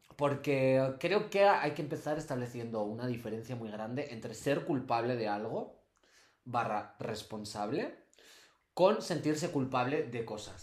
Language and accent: Spanish; Castile and León, Spain; vengo de Castilla y León